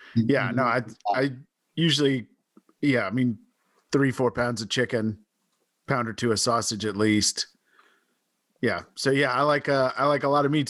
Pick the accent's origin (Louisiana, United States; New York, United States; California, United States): Louisiana, United States; Baton Rouge; I grew up in Baton Rouge